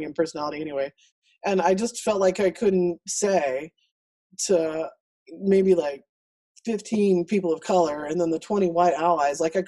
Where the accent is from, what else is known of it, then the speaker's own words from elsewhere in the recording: El Paso, Texas, United States; I grew up in El Paso, so I'm better off talking to my neighbors in my terrible Spanish